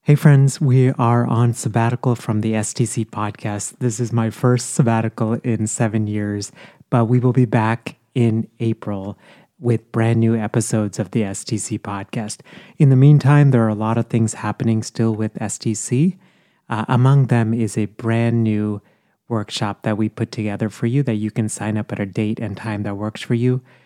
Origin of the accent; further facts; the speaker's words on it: India; now in United States; I was born in India, but, you know, so I have my Indian passport, but I'm also a U S citizen